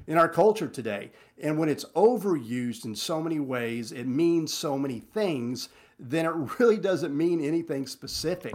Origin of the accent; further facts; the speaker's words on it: Texas Panhandle, United States; I'm from the Panhandle